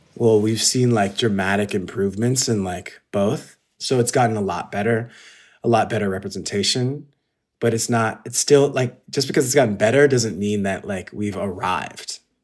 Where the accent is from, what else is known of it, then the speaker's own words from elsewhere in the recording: San Gabriel Valley, California, United States; also born or lived in Ladera Heights, Los Angeles; I grew up in the S G V, which is the San Gabriel Valley, which is basically China in America